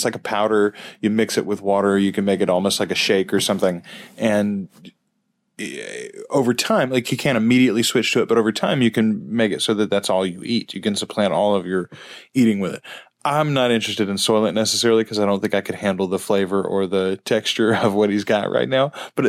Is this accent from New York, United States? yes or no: no; Louisiana, United States; we are from Louisiana.